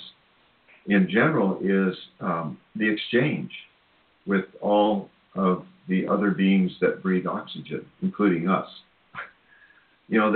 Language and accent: English; Cedar Rapids, Iowa, United States; moved away; I'm from Cedar Rapids, Iowa